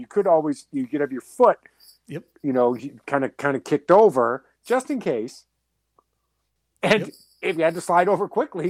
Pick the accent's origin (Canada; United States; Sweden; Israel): United States; Massachusetts; I'm from Massachusetts, which is not known for having rednecks.